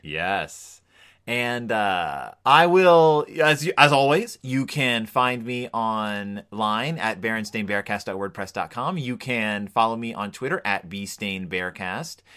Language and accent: English; Spring, Texas, United States; in Spring, Texas, where I grew up